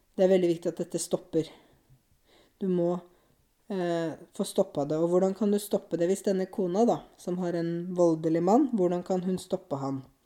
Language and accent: Norwegian; Norway; Jeg bor jo i Norge, jeg er norsk, jeg kjenner jo landet mitt